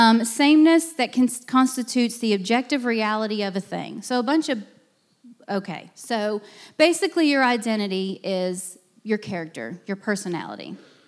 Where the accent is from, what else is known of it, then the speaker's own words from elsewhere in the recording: Pennsylvania, United States; moved away; I grew up in Pennsylvania. I am a northerner. I am proud of it.